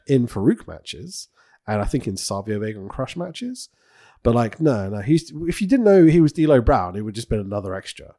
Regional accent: United Kingdom; I'm a Brit

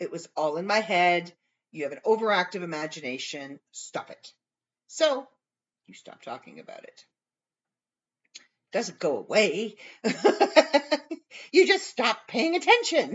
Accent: Canada

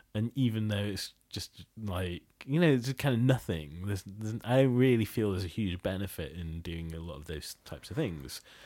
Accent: Bangladesh; moved away; I'm originally from Bangladesh

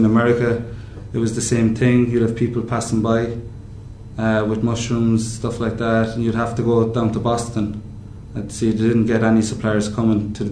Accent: Cobh, Munster, Ireland; also born or lived in France / Maine, United States; I'm from Cork, Cove, by the sea, the fish

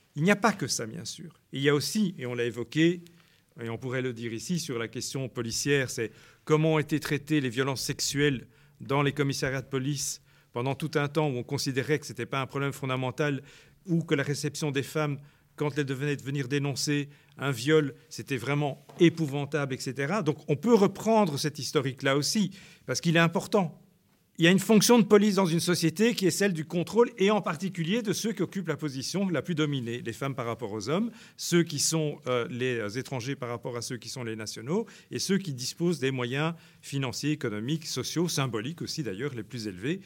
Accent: Brussels, Brussels-Capital Region, Belgium; moi j'ai grandi à Bruxelles

